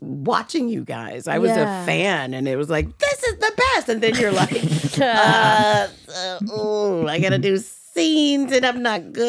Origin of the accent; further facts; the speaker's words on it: Alabama, United States; I'm from Alabama.